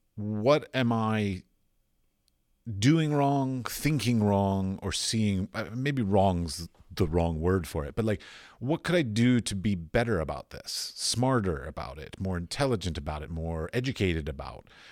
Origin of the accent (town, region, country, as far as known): United States; moved away as an adult; also born or lived in Middle East / Europe